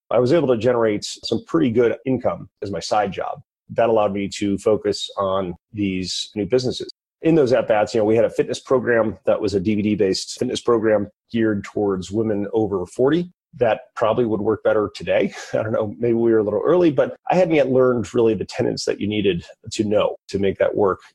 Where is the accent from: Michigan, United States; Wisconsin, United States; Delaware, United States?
Michigan, United States; Detroit; also born or lived in Bethlehem, Pennsylvania; I was from Detroit. So I went back to Detroit